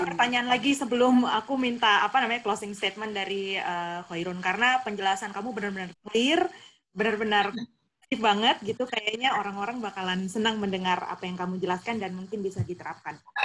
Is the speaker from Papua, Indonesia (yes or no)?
yes; Jayapura, Papua, Indonesia; asalku dari Papua aku bilang kayak gitu oh iya terus dia bilang di daerah mana gitu kan aku bilang di Jayapura